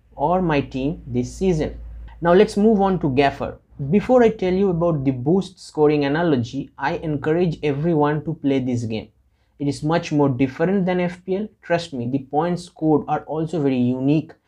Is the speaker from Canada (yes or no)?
no; India; I am from India.